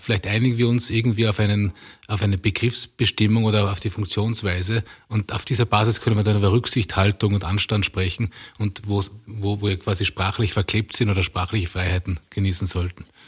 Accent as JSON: {"language": "German", "region": "Tyrol", "country": "Austria", "tie": "born or raised there", "said": "als ich als Kind aufgewachsen bin im konservativen Tirol"}